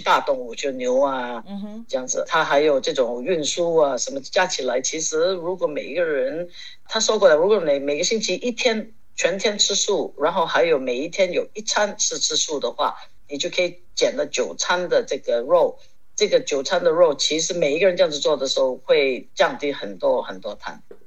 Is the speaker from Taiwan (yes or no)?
no; Hong Kong; 从小在香港我就开始学骑马